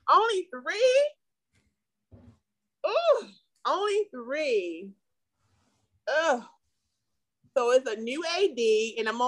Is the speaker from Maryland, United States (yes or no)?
yes; Baltimore, Maryland, United States; I can't walk through your neighborhood because I'm from Yale Heights.